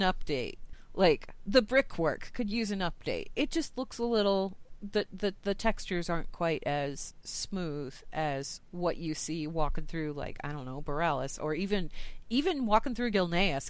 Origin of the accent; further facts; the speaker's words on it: United States; I'm from the United States.